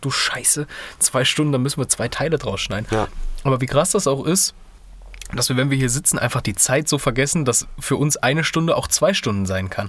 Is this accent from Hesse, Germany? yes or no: yes; Kassel, Hesse, Germany; bei uns in Kassel